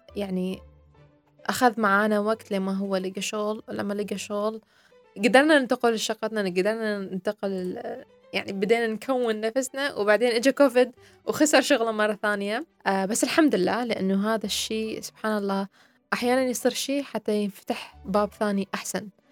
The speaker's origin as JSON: {"language": "Arabic", "country": "Iraq", "moved": "yes", "lives_now": "United Arab Emirates", "said": "أني أنا عراقية"}